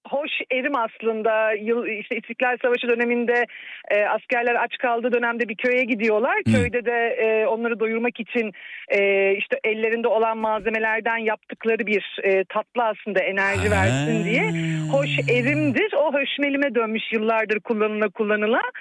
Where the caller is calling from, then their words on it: Antalya, Turkey; Sıcak Akdeniz şehrinden arıyorum Antalya.